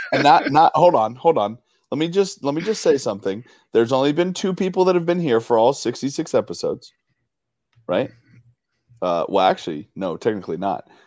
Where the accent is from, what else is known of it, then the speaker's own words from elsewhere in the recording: Denver, Colorado, United States; I grew up in Denver